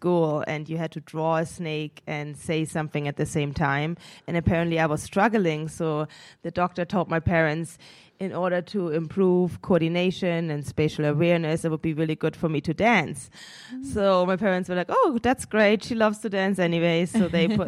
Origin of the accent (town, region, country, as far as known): Munich, Bavaria, Germany; born or raised there; moved away